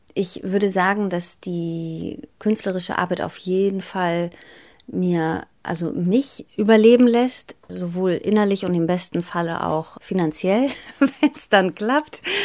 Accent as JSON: {"language": "German", "region": "Bremen", "country": "Germany", "tie": "born or raised there", "also_born_or_lived": "Greece / Athens, Greece", "second_language": "German", "said": "als ich nach Deutschland kam, sind wir damals ins Bremer Viertel Hörn gezogen"}